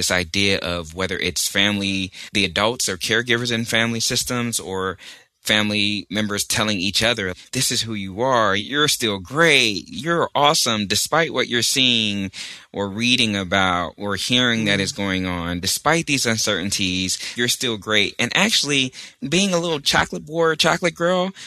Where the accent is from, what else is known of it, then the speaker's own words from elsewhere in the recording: Texas, United States; now in Richmond, United States; I'm also from Texas, and that means a lot to me